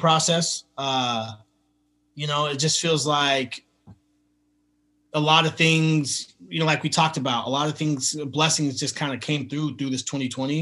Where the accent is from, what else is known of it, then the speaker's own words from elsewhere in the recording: Washington, United States; now in Los Angeles, United States; I'm here in LA, but I'm from Washington State, so I'm a I grew up a Seattle Mariners fan for baseball.